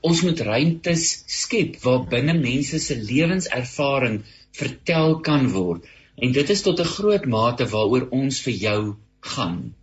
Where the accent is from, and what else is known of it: South Africa